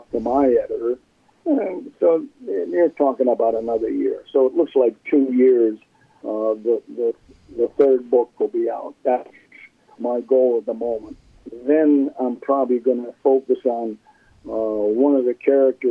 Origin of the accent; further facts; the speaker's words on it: Milwaukee, Wisconsin, United States; moved away; also born or lived in California / New Jersey; my parents got divorced when I was two. And my mother, we moved from California to Milwaukee, Wisconsin.